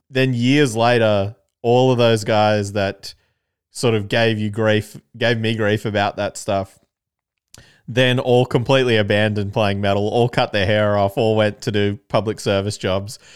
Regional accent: Canberra, Australian Capital Territory, Australia; I'm from Canberra

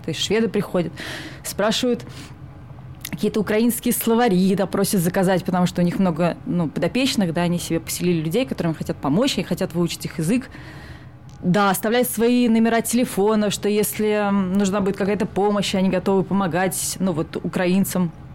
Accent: Saint Petersburg, Russia; now in Sweden; я из Питера, и всегда жила Питером исключительно

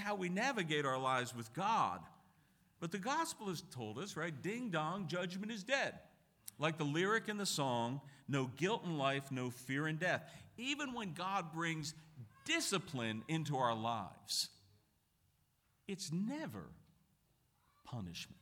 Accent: Pittsburgh, Pennsylvania, United States; moved away; I'm originally from Pittsburgh and I got some Irish blood in me

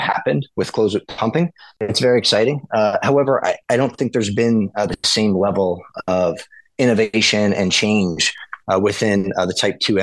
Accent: Southern Florida, United States; moved away; also born or lived in West Chester, Pennsylvania; growing up in Southern Florida

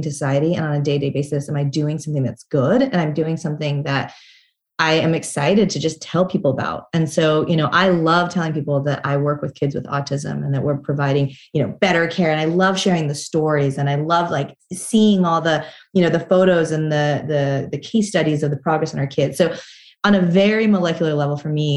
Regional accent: Salt Lake City, Utah, United States; moved away; when I was a kid, I grew up in Salt Lake City, Utah

